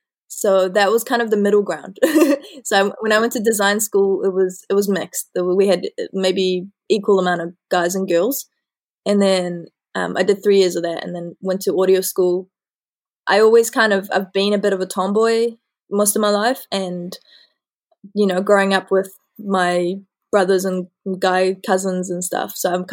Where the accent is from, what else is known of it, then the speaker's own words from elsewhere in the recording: New Zealand; I consider myself as equally Kiwi, well, New Zealander and Iranian.